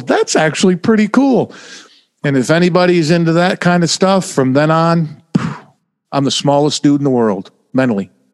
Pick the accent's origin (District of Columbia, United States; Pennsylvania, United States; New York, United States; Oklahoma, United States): New York, United States; Oneida; moved away as an adult; now in New Jersey, United States; I was born in upstate New York